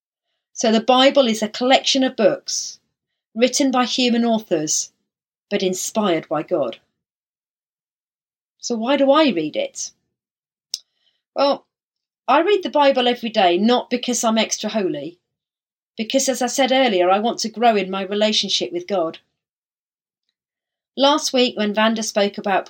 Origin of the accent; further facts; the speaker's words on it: Isle of Wight, South East England, United Kingdom; now in Havant, United Kingdom; Growing up on the Isle of Wight